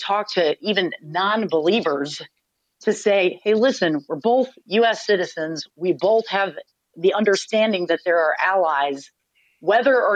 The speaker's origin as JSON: {"language": "English", "country": "United States", "said": "as an American, I know that as a US citizen"}